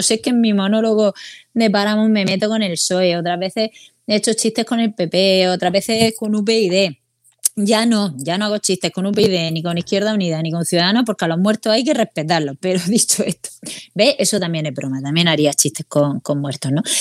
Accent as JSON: {"language": "Spanish", "region": "Region of Murcia", "country": "Spain", "said": "que somos de Murcia, ¿no?"}